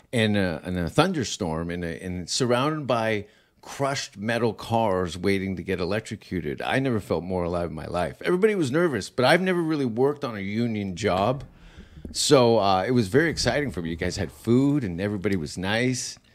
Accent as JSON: {"language": "English", "town": "Hamilton", "region": "Ontario", "country": "Canada", "said": "I am from Hamilton."}